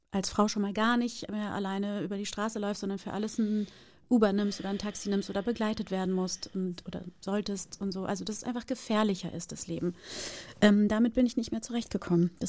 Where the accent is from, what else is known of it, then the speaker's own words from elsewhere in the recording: Brazil; now in Germany; ja, ich bin {S2} Brasilianerin, ja, ich bin aber auch Deutsche und ich lebe schon so lange in Deutschland